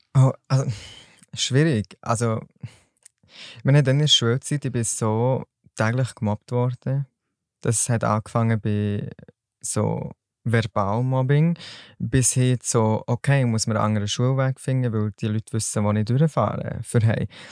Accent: Solothurn, Switzerland; ich komme aus Solothurn und arbeite als Store Manager in einem Kosmetikgeschäft

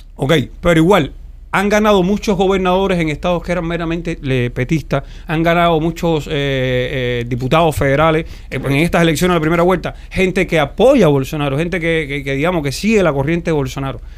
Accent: Pinar del Río, Cuba; soy de Pinal

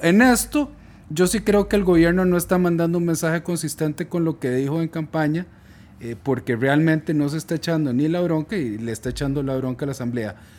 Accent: Costa Rica; somos todos los costarricenses

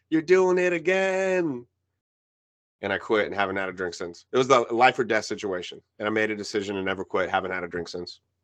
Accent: New York, United States; first language Spanish; English is a second language; I was born in New York. My mom is from Cuba.

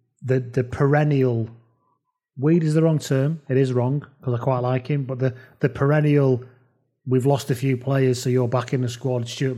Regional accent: England, United Kingdom; because I'm English

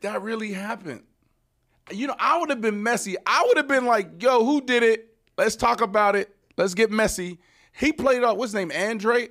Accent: Pittsburgh, Pennsylvania, United States; where I grew up in Pittsburgh, really intense

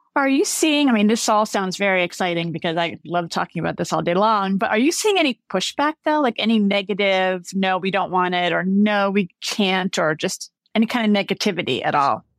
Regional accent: New York City, New York, United States; I grew up in the Bronx

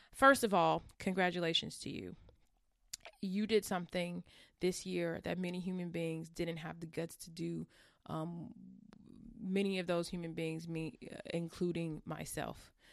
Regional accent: California, United States; I'm from California

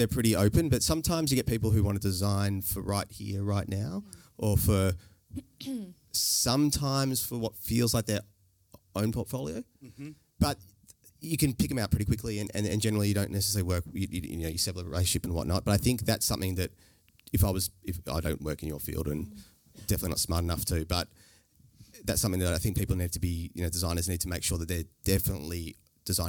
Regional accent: Melbourne, Victoria, Australia; born and bred in Melbourne

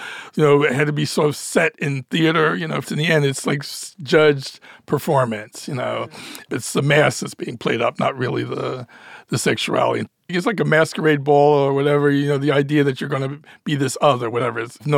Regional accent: Philadelphia, Pennsylvania, United States; also born or lived in Ohio; I was born in Philadelphia, educated at Ohio State.

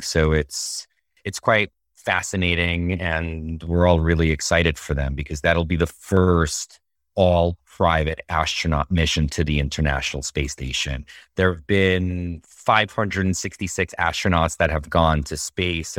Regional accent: Moscow, Russia; now in United States; I grew up, I was born in Moscow, Russia in 81. And I grew up seeing um, all these statues and monuments to Yuri Gagarin

